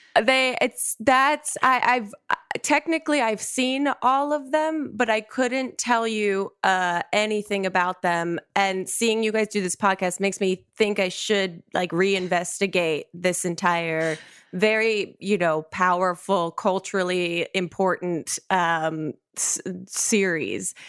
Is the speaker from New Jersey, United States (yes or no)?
yes; New Jersey, United States; also born or lived in New York; I'm from New Jersey originally, so I went to college in New Jersey